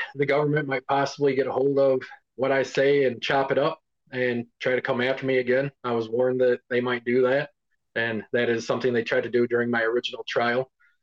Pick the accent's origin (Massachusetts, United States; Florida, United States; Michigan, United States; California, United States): Michigan, United States; Cadillac; I grew up in Cadillac, Michigan. It's a fairly small town where we do a lot of tourism around here